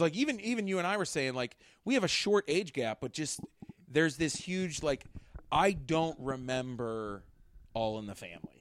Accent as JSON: {"language": "English", "town": "Pittsburgh", "region": "Pennsylvania", "country": "United States", "said": "we're from Pittsburgh. And if you know, like, I mean, we have Yinzers"}